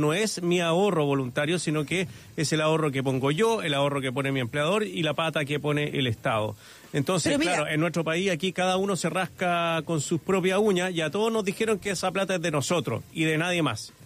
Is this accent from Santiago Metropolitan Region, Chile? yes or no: yes; Santiago, Santiago Metropolitan Region, Chile; los que somos de acá de Santiago